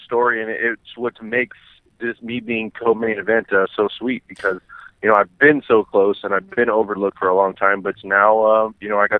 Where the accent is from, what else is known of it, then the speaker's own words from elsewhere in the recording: Sacramento, California, United States; my hometown